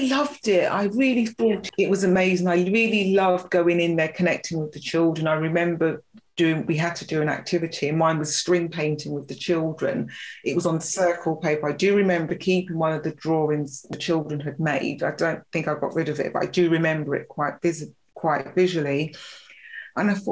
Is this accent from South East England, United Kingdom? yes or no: no; London, United Kingdom; little girl growing up in Notting Hill, stones throw away from Grenfell